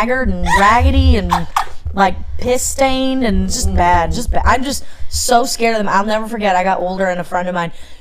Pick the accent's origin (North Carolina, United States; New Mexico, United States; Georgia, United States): North Carolina, United States; moved away; I grew up in North Carolina